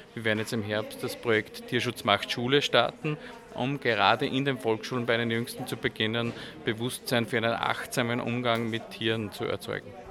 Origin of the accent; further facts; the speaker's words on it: Mühlviertel, Upper Austria, Austria; Ich komme aus dem Müllviertel, sozusagen aus, aus einer Gegend, wo es kleinstrukturierte Landwirtschaft gibt